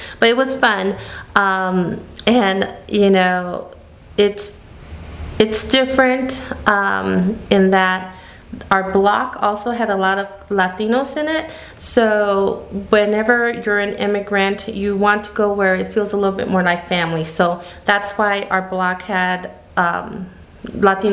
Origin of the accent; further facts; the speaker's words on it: Gary, Indiana, United States; We were raised in Gary, Indiana, but our summers were in Mexico